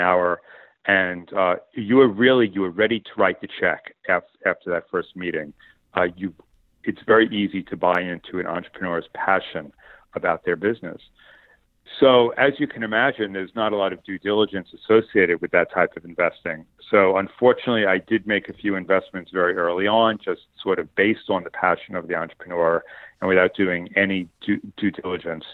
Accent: Long Island, New York, United States; I was born and raised on Long Island in New York

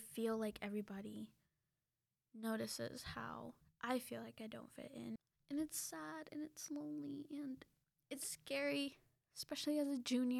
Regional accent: Mexico; I grew up briefly in Mexico, and even though I have that with me and I know that I know Spanish, I still get scared.

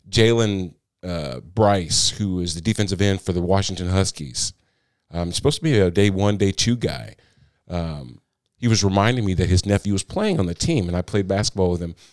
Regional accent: Moline, Illinois, United States; now in Nashville area, United States; grew up on the Iowa Illinois border, right on the Mississippi River.

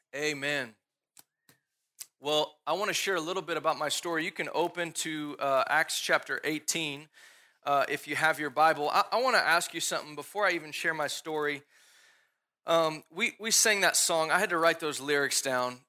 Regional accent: Dallas, Texas, United States; I grew up here in Dallas

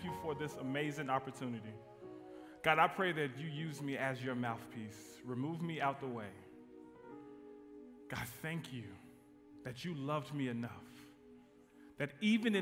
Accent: Midland, Texas, United States; moved away as an adult; now in DeSoto, Texas, United States; I am from West Texas, Midland, Odessa

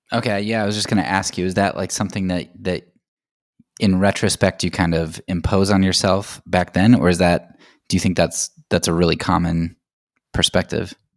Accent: United States; as an American

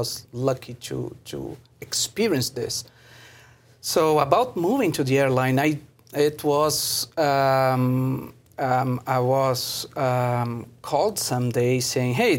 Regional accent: Brazil; moved away as an adult; now in Mexico; I'm a Brazilian, so I did engineering, production engineering, factory engineer.

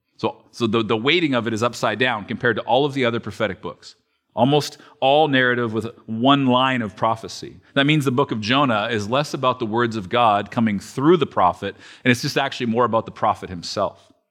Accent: Alberta, Canada; moved away; I am from Alberta

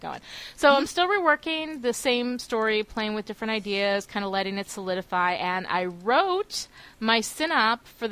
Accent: New York, United States; we're two girls from New York

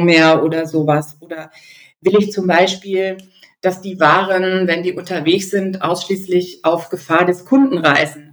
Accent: Germany; bei uns in Deutschland

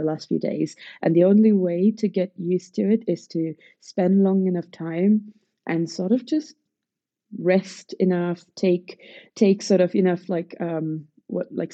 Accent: Pune, Maharashtra, India; So I am from Pune in Maharashtra

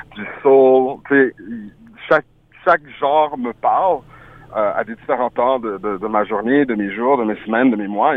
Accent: Ottawa, Ontario, Canada; first language French; also born or lived in France / Montreal / Haiti (ancestry); je suis né en France, je suis passé rapidement par Montréal, mais j'ai vraiment grandi à Ottawa, en Ontario

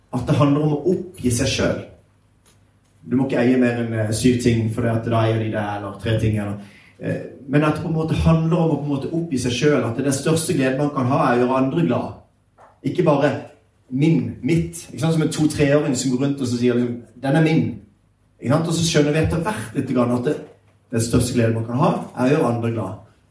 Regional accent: Sørlandet, Southern Norway, Norway; jeg er sørlending, så jeg prater litt seinere

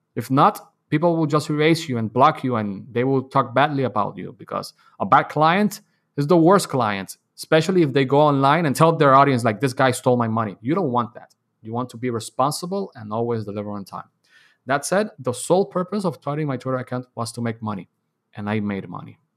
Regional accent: Dominican Republic; I was born and raised in Dominican Republic

